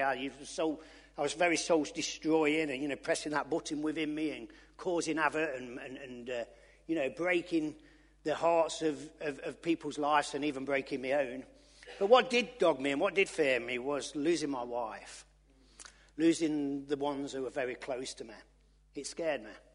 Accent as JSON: {"language": "English", "town": "Loughborough", "region": "East Midlands", "country": "United Kingdom", "said": "I'm from Loughborough, I can't speak proper"}